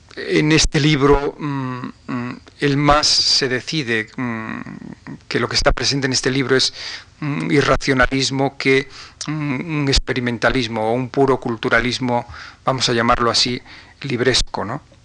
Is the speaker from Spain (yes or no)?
yes; Galician-Leonese mountains, northwest Spain, Spain; los montes galaico-leoneses de mi tierra, del noroeste